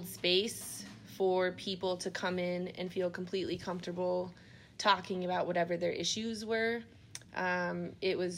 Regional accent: Iowa, United States; I grew up in Iowa

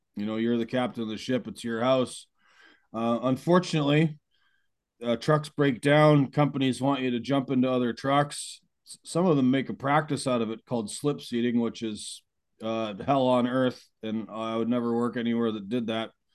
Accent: Beamsville, Ontario, Canada; moved away; back to my hometown of Beamsville, Ontario

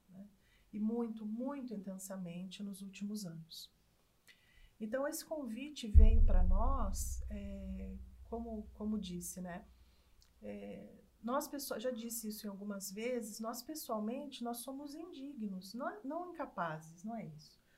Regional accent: Cachoeira Paulista, São Paulo, Brazil; É, eu também não sou de Mogi das Cruzes, eu sou de Cachoeira Paulista.

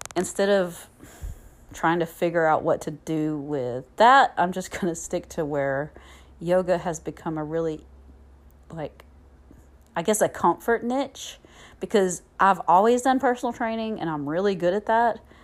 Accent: Southern US, United States; accent: Southern; also born or lived in Alabama; my Southern accent

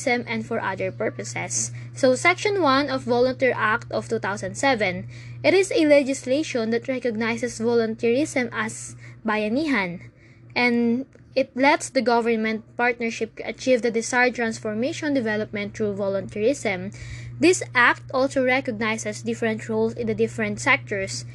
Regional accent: Philippines; our vision as Filipino citizens

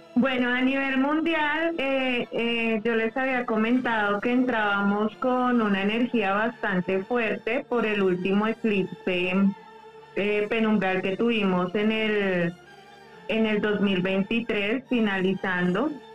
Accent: Colombia; aquí en mi país hubieron, acá en Colombia

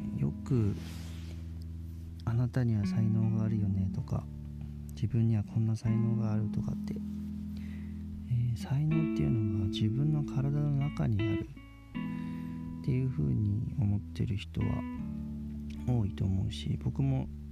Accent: Chiba, Japan; moved away as an adult; also born or lived in Miyazaki Prefecture; now in Miyazaki, Japan; 僕ずっと千葉県で生まれ育って、えー、千葉県の、まあ、海のないところで、えー、生活してたんですけど2011年に、えー、急に、まあ、当てもなく宮崎県に移住して

